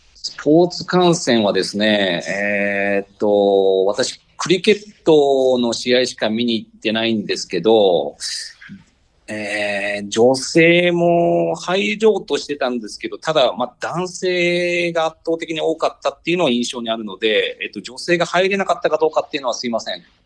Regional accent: Japan; moved away as an adult; now in New Delhi, India; 私もこう、日本で生まれ育っている

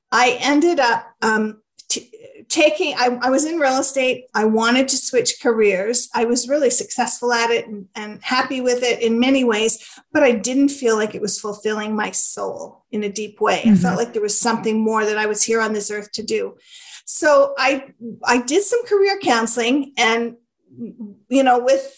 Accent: Canada; I'm Canadian, so we say grade 4

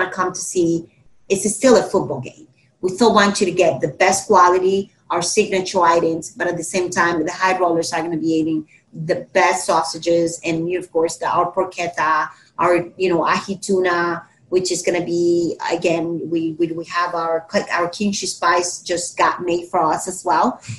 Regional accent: Dominican Republic; now in Miami, United States; I'm from the Dominican Republic, so we're very islanders.

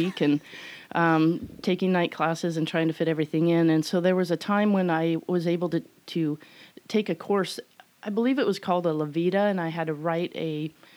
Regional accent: Nine Mile Falls, Washington, United States; moved away as an adult; also born or lived in San Diego, California; I was born and raised in Spokane, a little town 9 Mile Falls outside of Spokane

